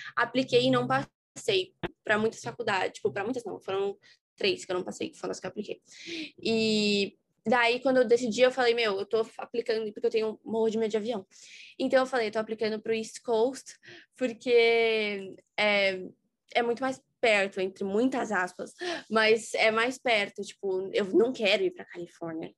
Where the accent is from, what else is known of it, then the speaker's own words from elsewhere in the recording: São Paulo, Brazil; eu sou de São Paulo, tenho dezoito anos